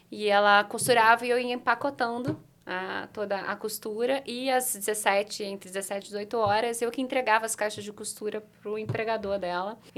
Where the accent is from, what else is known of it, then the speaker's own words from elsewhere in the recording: Limeira, São Paulo, Brazil; Eu sou natural de Limeira, do interior de São Paulo